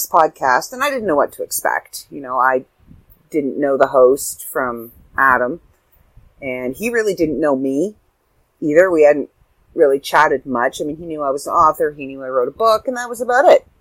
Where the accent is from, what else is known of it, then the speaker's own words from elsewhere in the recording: Canada; I'm from Canada.